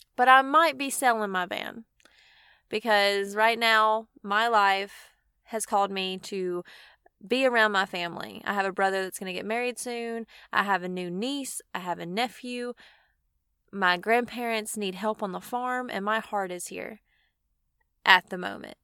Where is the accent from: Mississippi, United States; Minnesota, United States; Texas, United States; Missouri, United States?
Mississippi, United States; I'm from Mississippi, and it doesn't snow here